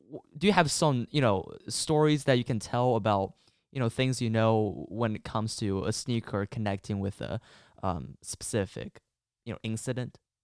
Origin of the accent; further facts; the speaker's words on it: China; moved away; I'm actually from China